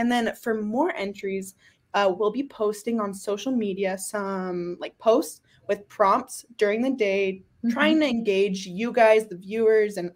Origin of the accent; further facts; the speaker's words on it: Logan, Utah, United States; also born or lived in Australia; I was raised in Logan.